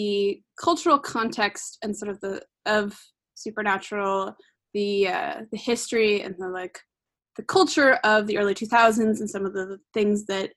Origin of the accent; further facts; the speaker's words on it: Wyoming, United States; now in Pacific Northwest, United States; I grew up in Wyoming with my friend Marit, who's also on the podcast